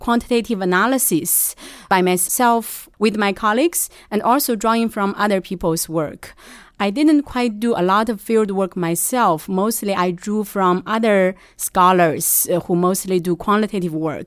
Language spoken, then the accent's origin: English; Shanxi, China; moved away as an adult; now in United States; I'm initially from Shanxi